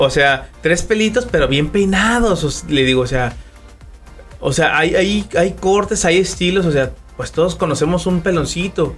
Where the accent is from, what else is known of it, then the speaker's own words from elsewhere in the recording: Durango, Mexico; Yo soy de la ciudad de Durango